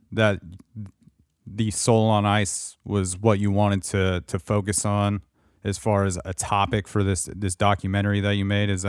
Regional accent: Canada; I mean, man, as a as a Canadian hockey fan in general at this point, you got to just want any of those teams to win.

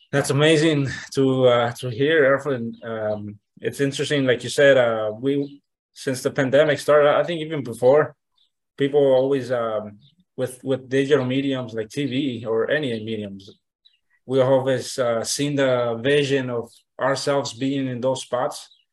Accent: Nayarit, Mexico; I'm from originally from Nayarit, Nayarit, Mexico

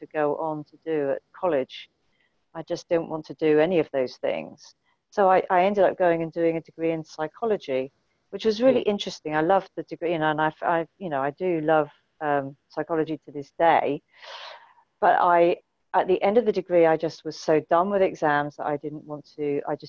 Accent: Winchester, South East England, United Kingdom; also born or lived in just outside London; now in London, United Kingdom; although I was born just outside London, I then moved to Winchester, and that's where I grew up, in a tiny village.

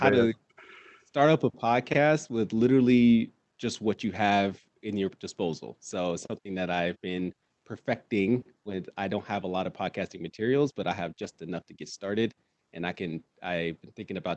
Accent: California, United States; now in Oregon, United States; I'm originally from Silla, California

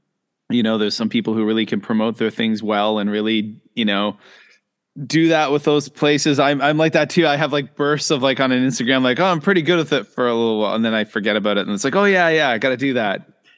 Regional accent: Louisbourg, Nova Scotia, Canada; Maybe that's because I grew up in Lewisburg with my parents being employees of the Fortress of Lewisburg National Historic Park, all tourism stuff.

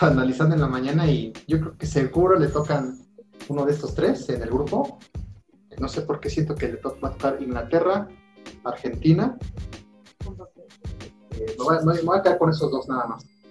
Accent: Mexico; aquí soy, mexicano

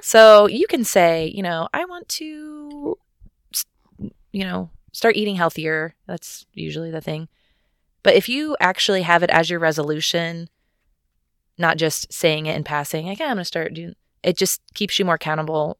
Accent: United States; I'm an American

